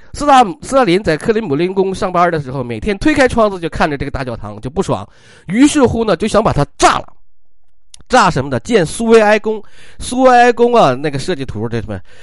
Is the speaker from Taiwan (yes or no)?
no; China; 我们中国人